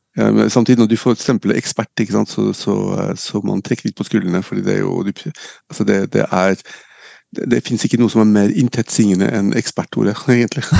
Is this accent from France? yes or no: yes; Nice, Provence-Alpes-Côte d'Azur, France; now in Norway; jeg er født og oppvokst i Frankrike, født og oppvokst i, i NIS